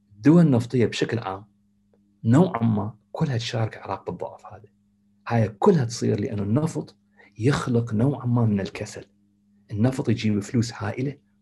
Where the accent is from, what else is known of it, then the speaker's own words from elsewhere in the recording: Iraq; moved away; احنا آه، كعراقيين